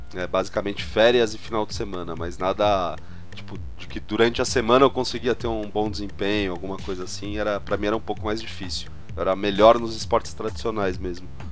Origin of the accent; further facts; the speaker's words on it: São Paulo, Brazil; Sou, São Paulo, capital